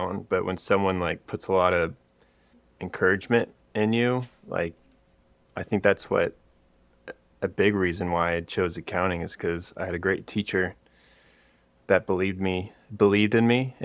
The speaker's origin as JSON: {"language": "English", "town": "Austin", "region": "Texas", "country": "United States", "tie": "born or raised there", "said": "I grew up in Austin, Texas, and then I went to school at Texas Tech"}